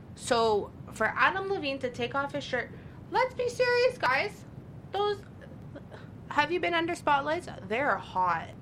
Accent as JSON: {"language": "English", "town": "Toronto", "region": "Ontario", "country": "Canada", "also_born_or_lived": "Brampton", "said": "I'm originally from Toronto, so sometimes I say I'm from Toronto. Sometimes I'll be like, yeah, yo, I'm a Brampton"}